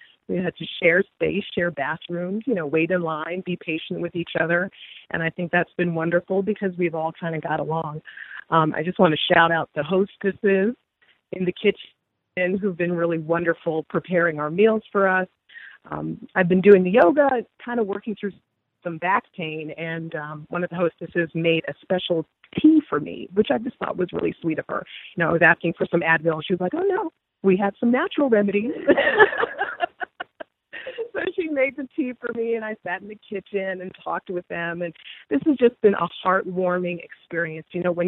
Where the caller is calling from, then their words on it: Virginia, United States; This is the caller / listener / now yoga participant from Virginia. So I'm the only one from Virginia here